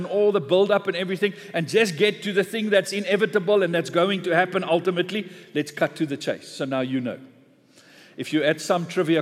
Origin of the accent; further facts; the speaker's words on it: South Africa; being a South African in an English church this morning